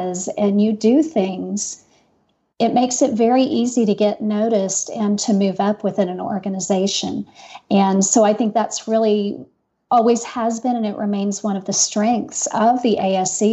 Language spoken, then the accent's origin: English; Texas, United States; moved away as an adult; now in Utah, United States; I grew up in Texas